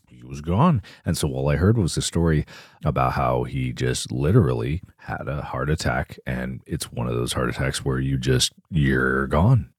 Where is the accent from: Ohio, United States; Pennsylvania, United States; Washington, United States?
Ohio, United States; Cincinnati; Bengals, my hometown.